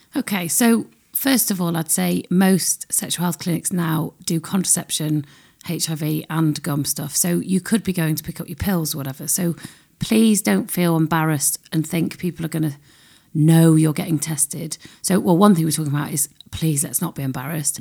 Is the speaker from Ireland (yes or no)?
no; United Kingdom; We're very British